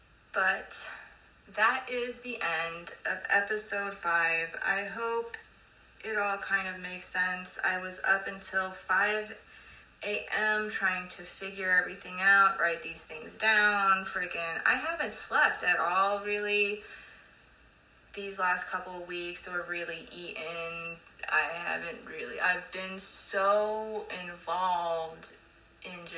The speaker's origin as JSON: {"language": "English", "country": "United States", "said": "I love being an American"}